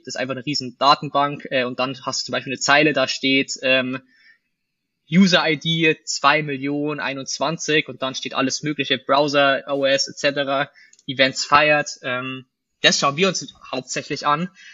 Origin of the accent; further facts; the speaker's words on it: Bavaria, Germany; moved away; Wir kommen ja aus Bayern ursprünglich